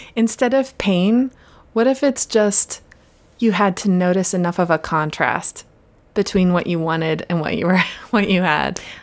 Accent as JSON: {"language": "English", "region": "Pennsylvania", "country": "United States", "tie": "born or raised there", "moved": "yes", "lives_now": "West Coast, United States", "said": "I grew up in Pennsylvania and grew up in the woods"}